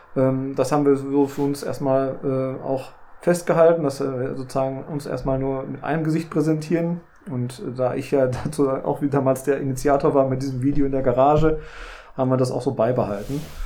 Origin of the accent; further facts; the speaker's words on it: Ruhr area, North Rhine-Westphalia, Germany; bei uns im Ruhrgebiet